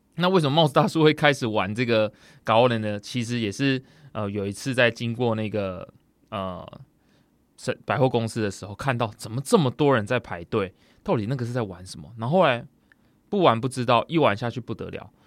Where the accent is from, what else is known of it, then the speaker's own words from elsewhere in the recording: Tainan, Taiwan; 我们的小时候的老家是住在那种台南的一种三合院里面